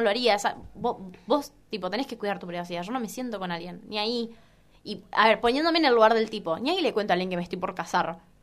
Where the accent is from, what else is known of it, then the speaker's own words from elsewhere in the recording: Chaco, Argentina; moved away as an adult; now in Buenos Aires, Argentina; yo soy de Chaco, ¿no? Provincia.